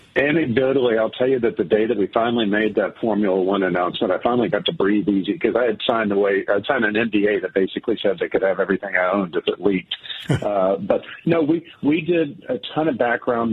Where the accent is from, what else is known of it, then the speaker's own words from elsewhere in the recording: Georgia-Florida border, United States; now in Michigan, United States; back down in my neck of the woods, uh, uh, right at the Georgia-Florida border.